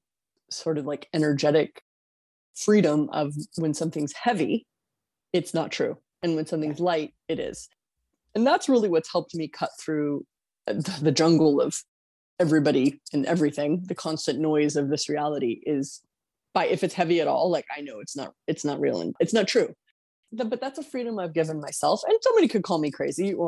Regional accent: California, United States; Since I grew up in California, I grew up on like the edge of the New World

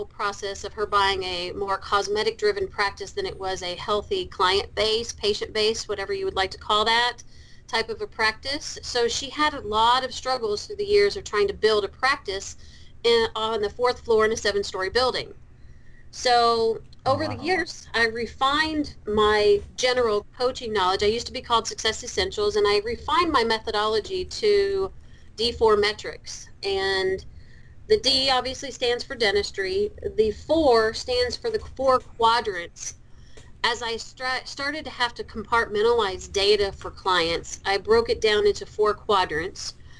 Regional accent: Kentucky, United States; accent: Kentucky; got a background in business in the University of Louisville in Kentucky. You'll hear my accent come out every once in a while.

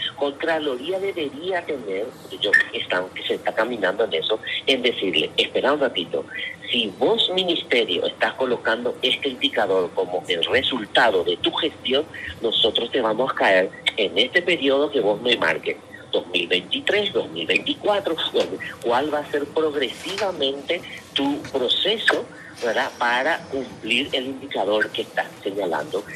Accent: Paraguay

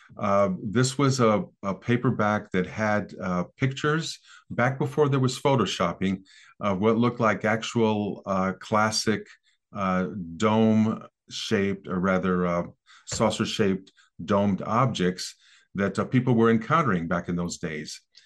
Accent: American Midwest, United States; I grew up in the American Midwest in the sixties

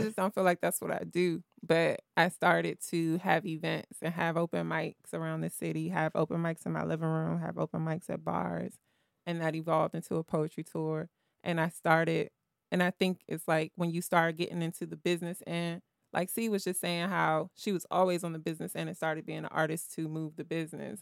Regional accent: Washington, District of Columbia, United States; I grew up in Southeast

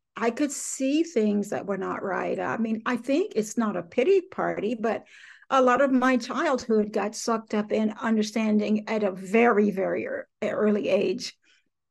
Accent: Willisville, Arkansas, United States; I grew up in South Arkansas in a little bitty town called Willisville, Arkansas

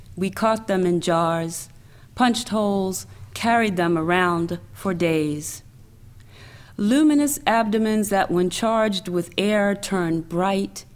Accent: the South, United States; also born or lived in New York / Washington, D.C.; now in Atlanta, United States; I'm a Southerner

